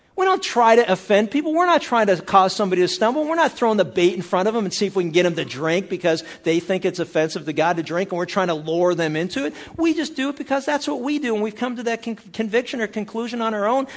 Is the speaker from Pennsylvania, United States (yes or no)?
yes; Pennsylvania, United States; I was a kid growing up in Pennsylvania